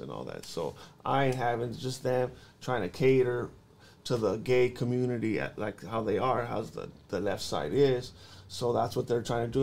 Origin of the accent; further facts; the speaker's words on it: La Puente, California, United States; I grew up in La Puente, California